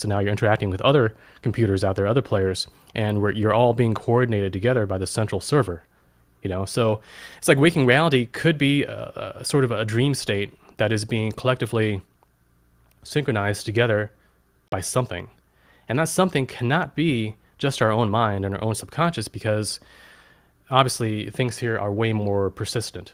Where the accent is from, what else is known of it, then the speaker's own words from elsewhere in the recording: Germany; I was born in Germany in nineteen eighty.